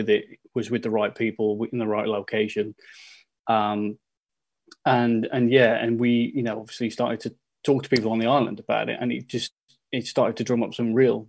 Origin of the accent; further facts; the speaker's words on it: the Midlands, England, United Kingdom; moved away; where I'm from, I'm from the Midlands